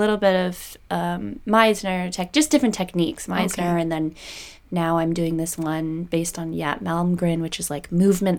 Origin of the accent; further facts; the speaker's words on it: Los Angeles, California, United States; I grew up in Woodland Hills